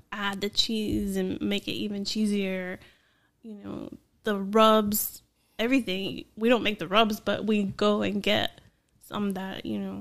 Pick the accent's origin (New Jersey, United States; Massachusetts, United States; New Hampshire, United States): New Jersey, United States; I grew up here when I and we moved here when I was 11. Mm-hmm. So I'm from New Jersey